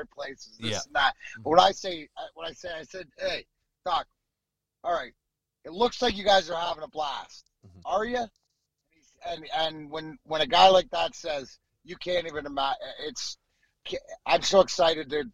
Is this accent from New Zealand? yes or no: no; Canada; being Canadian